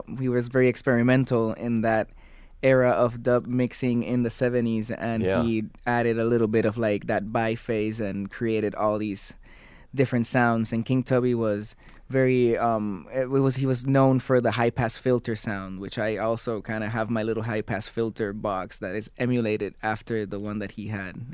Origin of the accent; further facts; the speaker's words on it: Puerto Rico; Puerto Rico is very close to Jamaica.